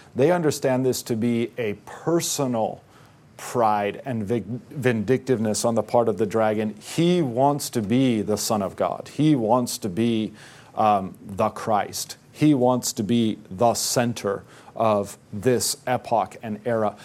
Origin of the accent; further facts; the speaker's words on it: United States; because we're American